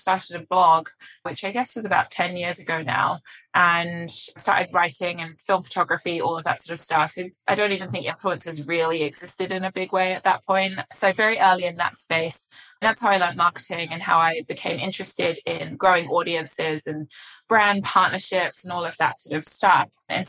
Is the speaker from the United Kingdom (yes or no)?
yes; England, United Kingdom; moved away as an adult; now in New York, United States; If you couldn't tell by my accent already, it's slightly muddled now, but I assure you I did grow up in England and I moved to the US about almost 7 years ago now. Moved to New York.